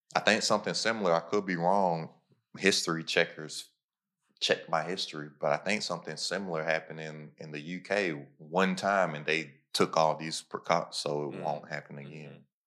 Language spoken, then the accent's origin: English; Lexington, Kentucky, United States; moved away; I'm from Lexington, Kentucky.